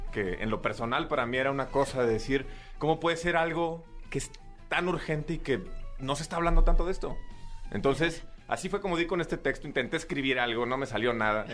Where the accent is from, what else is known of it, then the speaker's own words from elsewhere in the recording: Saltillo, Coahuila, Mexico; now in Mexico City, Mexico; yo soy originario de Saltillo